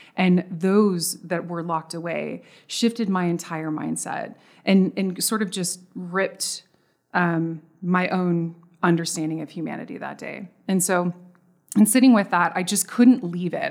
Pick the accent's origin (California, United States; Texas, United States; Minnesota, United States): Texas, United States; I'm from Texas.